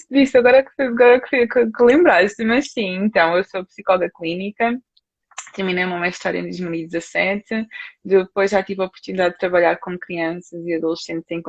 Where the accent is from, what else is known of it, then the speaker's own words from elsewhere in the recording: Portugal; sou de Portugal, tá?